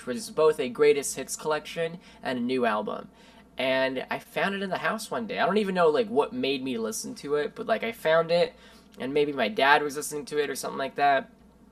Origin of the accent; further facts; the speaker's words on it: Brasília, Federal District, Brazil; now in New York City, United States; I'm originally from Brazil, born in Brasilia, Brazil. But I've lived in New York since 2004